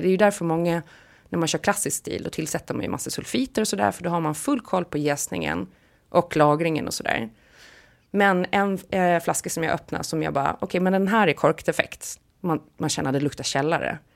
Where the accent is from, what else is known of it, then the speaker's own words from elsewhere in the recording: Visby, Gotland, Sweden; accent: Gotlandic / Stockholm; moved away; Sankt Hansskolan i Visby när jag gick där, för det har jag ju pratat om förut, att jag blev mobbad om jag pratade gotländska i skolan och jag blev eh, utmålad som prinsessan Madeleine om jag pratade stockholmska hemma